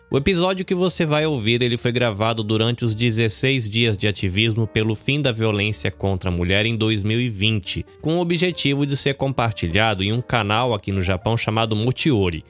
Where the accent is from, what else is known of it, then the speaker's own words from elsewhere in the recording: interior of São Paulo, Brazil; now in Hamamatsu, Japan; no Brasil eu sou do interior de São Paulo